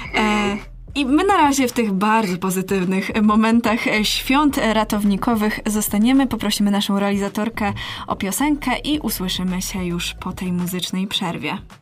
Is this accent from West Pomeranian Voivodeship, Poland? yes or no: no; Masovian Voivodeship, Poland; moved away as an adult; now in Poznań, Poland; ja jestem z małego miasta